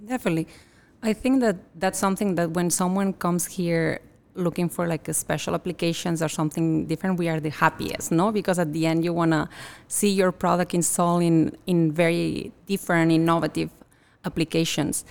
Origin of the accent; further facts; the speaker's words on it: Catalonia, Spain; now in United States; I'm originally from Catalonia, from northeast of Spain